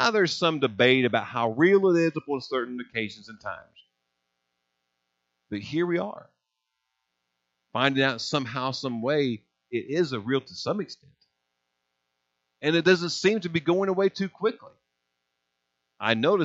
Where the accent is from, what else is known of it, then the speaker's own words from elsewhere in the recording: United States; we too are blessed for being an American.